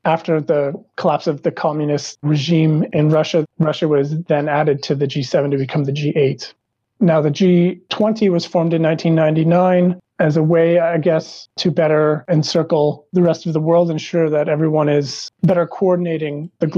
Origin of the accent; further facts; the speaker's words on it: Brantford, Ontario, Canada; moved away as an adult; also born or lived in Waterloo, Ontario; now in France; I was born in Brantford, Ontario. I have since moved to France, where I live with my family